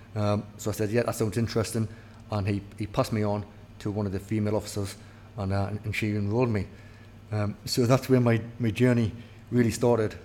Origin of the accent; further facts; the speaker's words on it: Newcastle upon Tyne, North East England, United Kingdom; I, I, was labelled as a Geordie